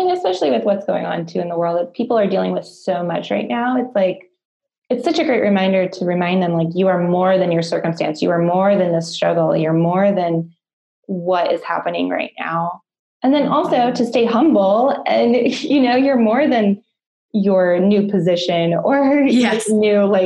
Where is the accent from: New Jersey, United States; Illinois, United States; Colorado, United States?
Colorado, United States; I'm from Colorado